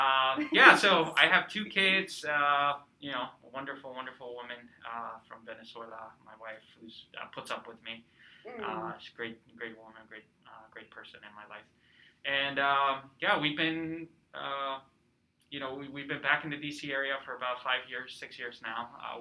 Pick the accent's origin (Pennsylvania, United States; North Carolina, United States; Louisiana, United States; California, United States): California, United States; also born or lived in Peru; So I'm originally from Peru. I came to the United States when I was about 12 years old. And grew up in Southern California, sunny Southern California. I lived in California for about 15 years, went to undergrad at Loyola Marymount